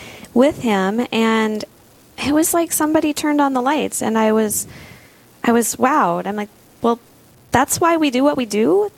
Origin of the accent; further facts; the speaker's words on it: Holdrege, Nebraska, United States; now in Sioux Falls, United States; I grew up in Holdridge, Nebraska. It's a small town, USA. I was a cradle Catholic. We attended Mass weekly, and I did CCD on Wednesdays growing up.